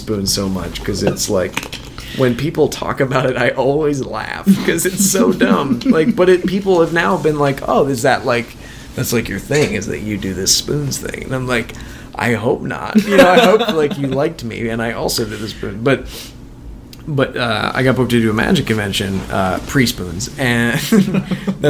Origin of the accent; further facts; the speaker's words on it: Minnesota, United States; I'm from Minnesota. Minnesota has a killer stand-up comedy community. But I was also, like, 12